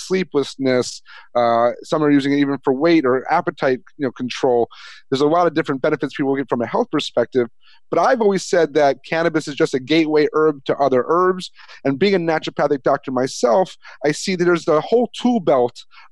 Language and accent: English; the Catskills of New York, United States; Growing up in the Catskills of New York